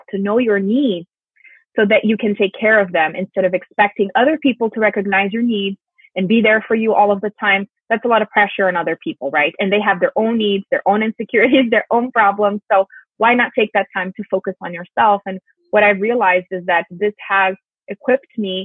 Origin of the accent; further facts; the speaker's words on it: Brazil; English is a second language; moved away as an adult; I'm originally from Brazil, and I started teaching English when I was 14